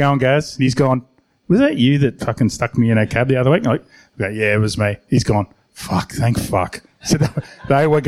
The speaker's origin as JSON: {"language": "English", "town": "Penrith", "region": "New South Wales", "country": "Australia", "tie": "born or raised there", "said": "I grew up in Penrith"}